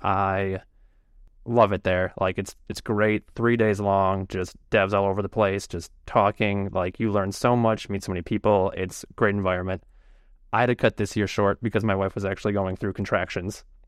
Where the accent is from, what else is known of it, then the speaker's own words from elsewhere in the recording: Chicago, Illinois, United States; I'm from Chicago. Uh, I don't live, like, in Chicago. I live outside of Chicago a bit, but generally Chicago area